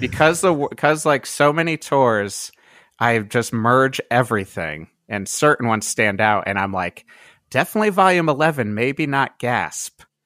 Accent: Cheshire, Connecticut, United States; moved away as an adult; also born or lived in Boston / New York / Brooklyn; now in Pasadena, United States; I lived in the same house in Cheshire, Connecticut, uh, whole life, um, until I graduated

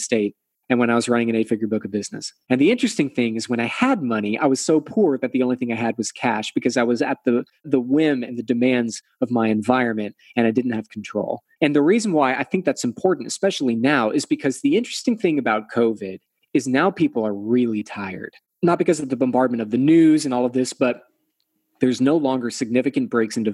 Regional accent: Texas, United States; I'm from Texas, right? So we're Southern.

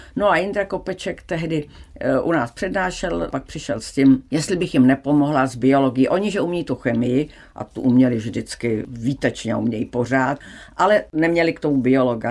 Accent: Czechia; jak jsem byla zvyklá z Česka

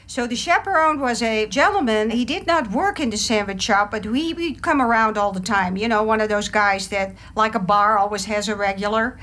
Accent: Amsterdam, North Holland, Netherlands; moved away; I was born in Amsterdam, the Netherlands.

